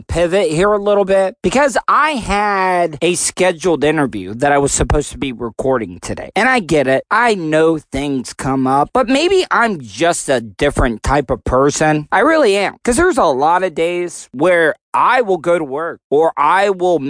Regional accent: the South, United States; I was born in the South

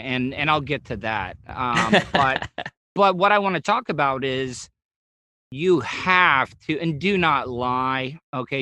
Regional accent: the South, United States; I grew up in the South where like we would, yeah, we would shit outside

